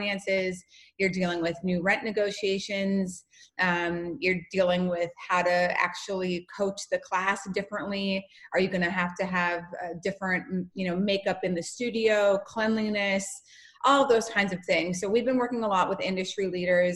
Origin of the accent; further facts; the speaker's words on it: North Dakota, United States; moved away; I'm from North Dakota